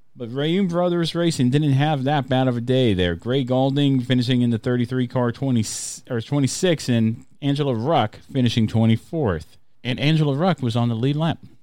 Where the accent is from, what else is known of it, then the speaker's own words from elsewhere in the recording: Alabama, United States; I grew up in Alabama